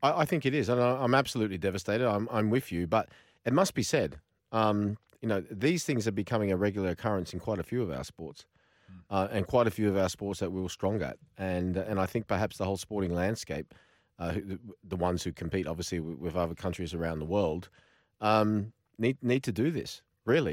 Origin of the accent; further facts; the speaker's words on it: Australia; when I was growing up in Australia